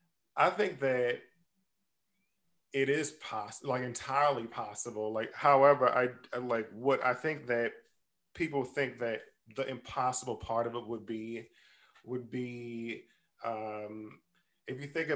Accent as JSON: {"language": "English", "region": "Maryland", "country": "United States", "said": "I'm actually from Maryland. So it's like deep southern root system"}